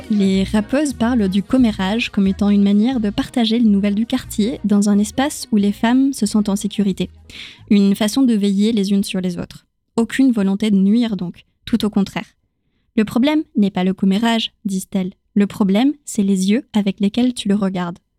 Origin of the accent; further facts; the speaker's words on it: Chile; accent: Chilean; first language Spanish; French is a second language; lorsqu'on me dit que j'ai perdu mon accent chilien quand je parle espagnol, ma langue maternelle, ça me questionne tout autant que quand quelqu'un complimente mon français.